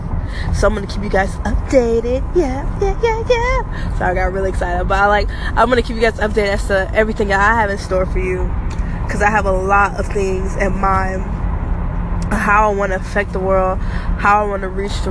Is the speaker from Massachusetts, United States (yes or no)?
no; Georgia, United States; I'm from Georgia.